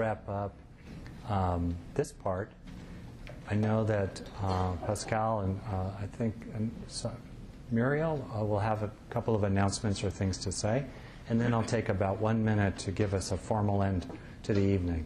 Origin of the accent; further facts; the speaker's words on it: United States; I'm an American